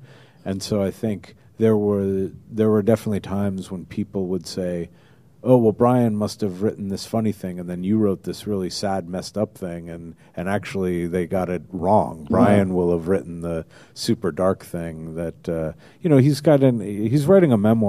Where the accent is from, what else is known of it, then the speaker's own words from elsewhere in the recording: New Jersey, United States; also born or lived in Manhattan, United States; I was born in Manhattan, and then when Sam Berkowitz started blasting people, my folks moved us out to New Jersey along about the summer of Sam.